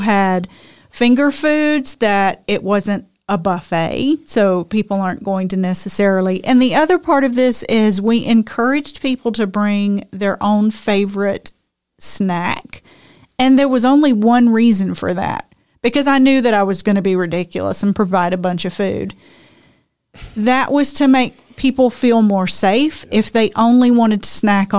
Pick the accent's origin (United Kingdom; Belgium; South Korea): United Kingdom; I'm British. Come on.